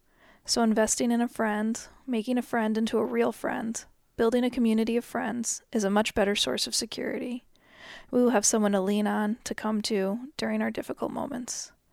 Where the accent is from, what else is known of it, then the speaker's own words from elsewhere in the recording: United States; I'm so American.